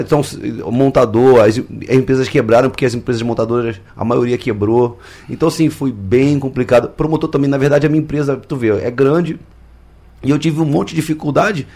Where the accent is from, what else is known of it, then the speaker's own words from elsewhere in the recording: Rio de Janeiro, Brazil; moved away; lá na minha cidade, no Rio